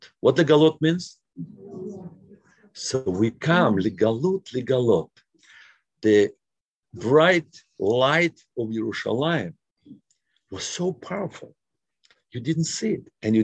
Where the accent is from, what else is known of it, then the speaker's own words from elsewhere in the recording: Moscow, Russia; moved away; also born or lived in Brooklyn; I grew up in Moscow